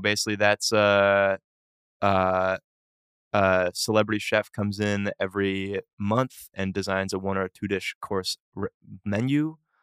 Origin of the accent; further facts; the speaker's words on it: Boston, Massachusetts, United States; I grew up, uh, in Boston